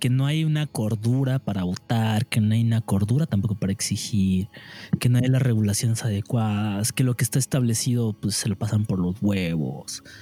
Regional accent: Mexico; qué verga hice como ciudadano mexicano y ya valió verga

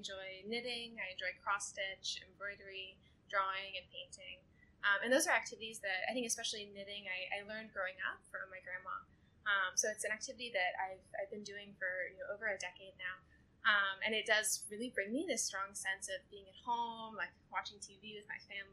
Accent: Birmingham, Alabama, United States; moved away as an adult; also born or lived in Southern California; now in Singapore; I grew up in Birmingham, Alabama

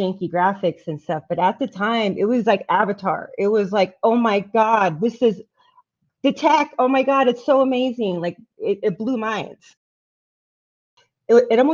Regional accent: Kent, Washington, United States; moved away; I grew up in the Washington State area near Seattle. Kent, Washington

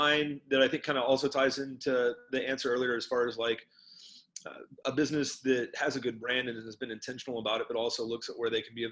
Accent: Oklahoma City, Oklahoma, United States; I was growing up in Oklahoma City

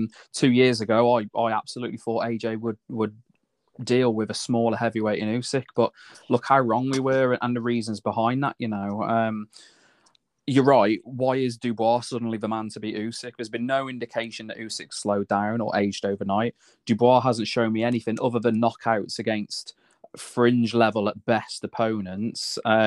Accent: United Kingdom; As a British fighter, of course, we want him to win.

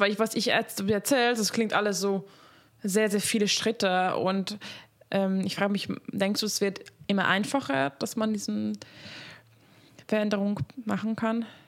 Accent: Hungary; moved away; ich komme aus Ungarn ursprünglich

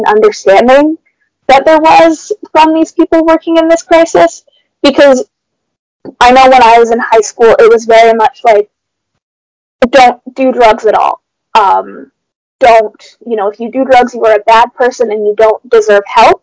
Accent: Brantford, Ontario, Canada; I'm from Brantford

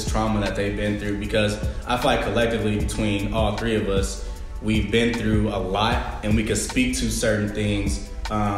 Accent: Richmond, California, United States; I'm from the Bay Area as well, Richmond, California, to be more exact

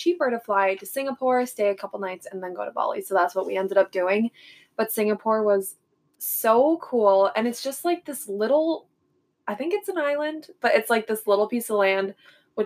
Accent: Prior Lake, Minnesota, United States; I grew up in Prior Lake and have lived there since I was a little baby

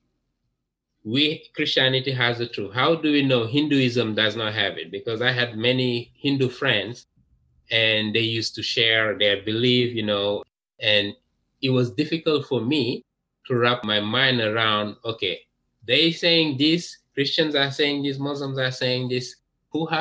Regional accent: Dakar, Senegal; English is a second language; moved away as an adult; also born or lived in France; now in United States; I was born in Dakar, which is the capital of Senegal in West Africa

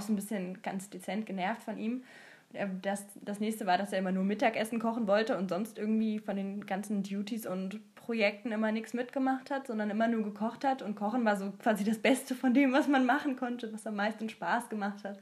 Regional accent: Germany

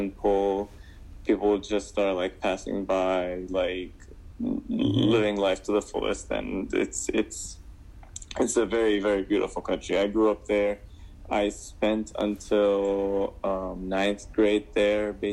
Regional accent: Damascus, Damascus Governorate, Syria; now in United States; I grew up back in Damascus, Syria

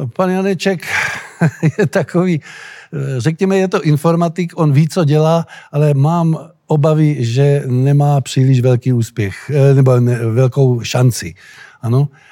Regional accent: Czechia; jsem Čech

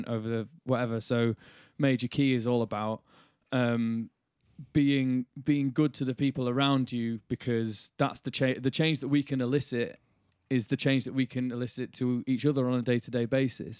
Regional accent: Bradford, Yorkshire and the Humber, United Kingdom; Growing up in Yorkshire and Bradford

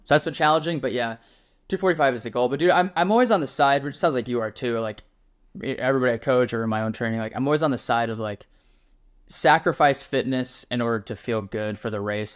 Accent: Wyoming, United States; now in Texas, United States; I'm from Wyoming originally

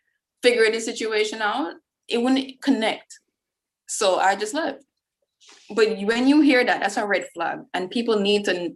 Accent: Jamaica; moved away as an adult; I'm from Jamaica

